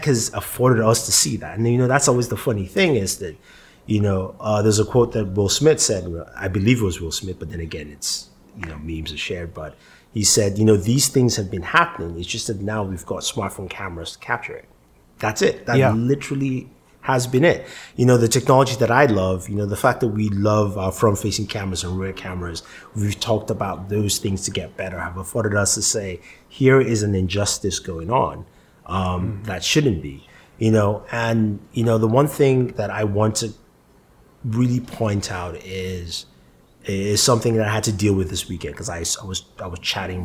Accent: Nigeria; now in United States; I'm Nigerian. I was born in Nigeria. I lived there for half my life, and I come here

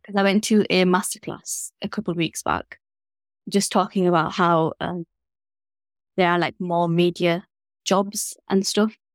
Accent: Leeds, Yorkshire and the Humber, United Kingdom; growing up in Leeds, you feel like it's, like, small

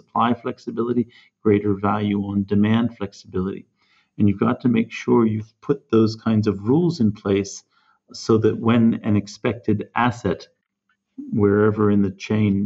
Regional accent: California, United States; moved away; I'm originally from California

